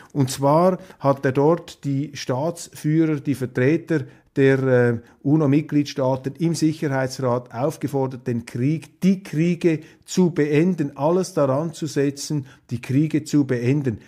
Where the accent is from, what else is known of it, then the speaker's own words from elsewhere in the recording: Switzerland; als Schweizer